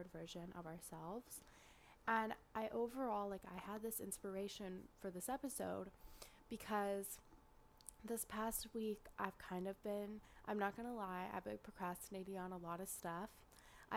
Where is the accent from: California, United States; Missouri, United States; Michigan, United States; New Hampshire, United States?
California, United States; Northern; accent: Northern California; my Northern California accent